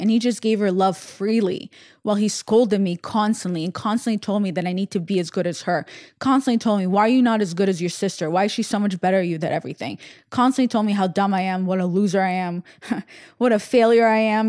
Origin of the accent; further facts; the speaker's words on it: Russia; when I was born in Russia, my father was in the Navy, in the Russian Navy